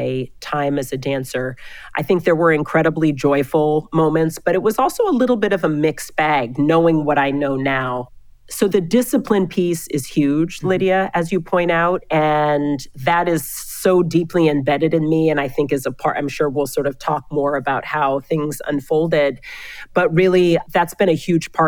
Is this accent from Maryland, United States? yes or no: no; Seattle, Washington, United States; moved away as an adult; also born or lived in Hamburg, Germany; now in New York City, United States; I am originally from Seattle. I'm a child of immigrants. My mother is Austrian. My father's Ugandan. Grew up for the most part in Seattle.